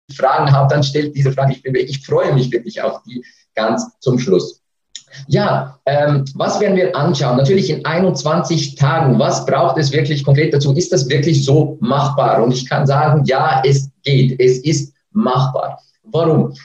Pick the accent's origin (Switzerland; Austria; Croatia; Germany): Switzerland; accent: Swiss; mit meinem Schweizer Akzent